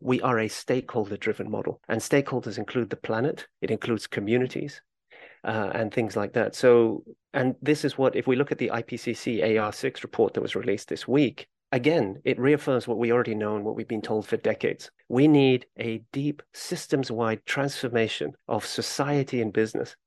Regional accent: Kenya; I'm originally from Kenya, and as a child, my mother would take me on trips to Kenyan national parks

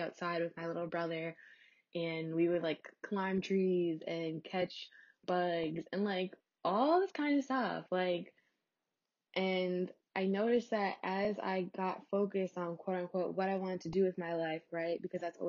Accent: New York, United States; I'm from New York

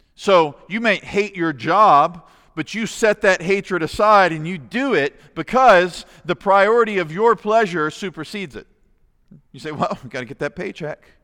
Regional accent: United States; As American Christians

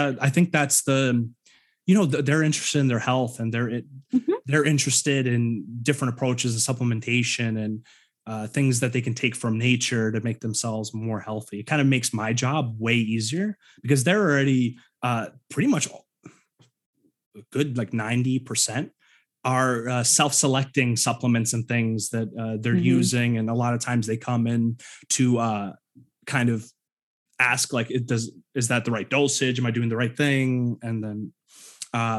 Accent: New York, United States; moved away as an adult; also born or lived in Ukraine; now in Pacific Northwest, United States; I grew up in New York most of my life

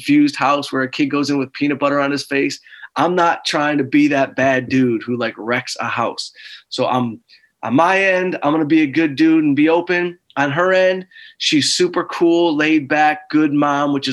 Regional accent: Detroit, Michigan, United States; moved away as an adult; now in Los Angeles, United States; We're both from Detroit

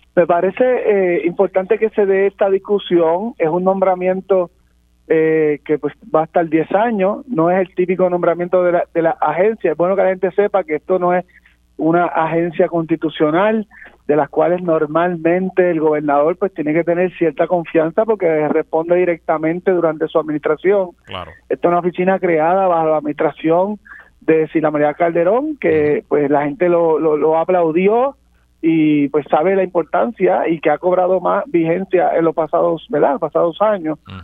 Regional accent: Puerto Rico; como puertorriqueños

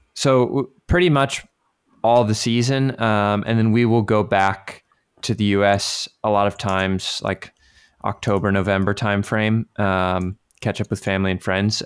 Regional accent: Virginia, United States; moved away as an adult; now in France; around the area I grew up in Virginia

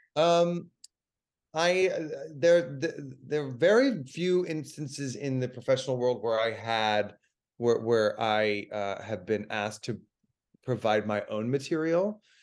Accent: Dallas, Texas, United States; moved away; I'm from Dallas

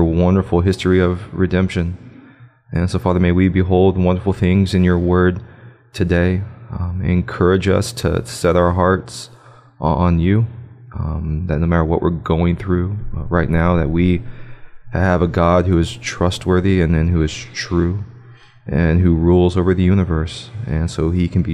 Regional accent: Liberty Hill, Texas, United States; I'm from Liberty Hill

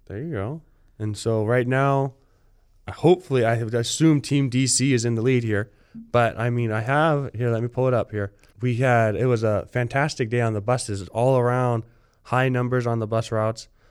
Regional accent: Littlemar, California, United States; I am from, from Littlemar, California

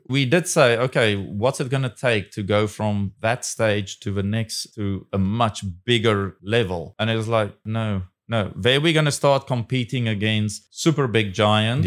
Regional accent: South Africa; now in Taiwan; will I go back to my home country

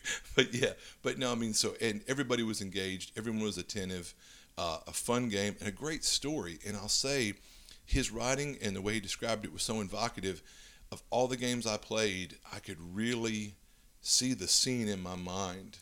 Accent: Louisiana, United States; I'm from Louisiana

